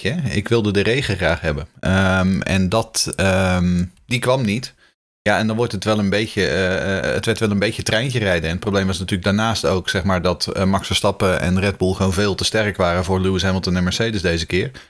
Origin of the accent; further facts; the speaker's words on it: Haarlem, North Holland, Netherlands; moved away as an adult; now in Sweden; eh, ik ben eh, opgegroeid in Haarlem. maar inmiddels, woon ik in Zweden